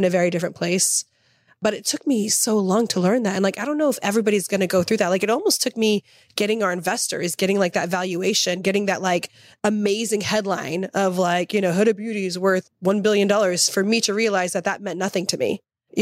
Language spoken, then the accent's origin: English; Tennessee, United States; moved away; also born or lived in Oklahoma; I grew up in Tennessee. 12 and a half years